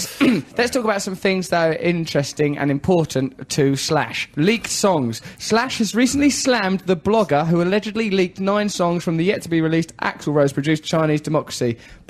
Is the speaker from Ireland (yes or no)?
no; England, United Kingdom; We're English, we've not been circumcised.